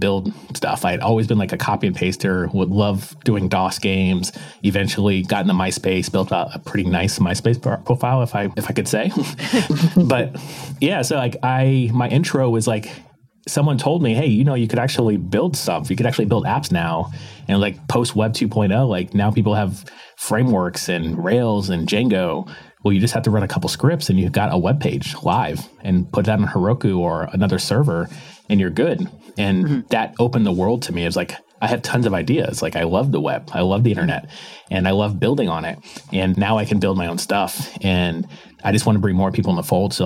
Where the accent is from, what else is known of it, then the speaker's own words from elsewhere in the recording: Palm Harbor, Florida, United States; moved away; Just outside of Tampa, Florida, in a small town called Palm Harbor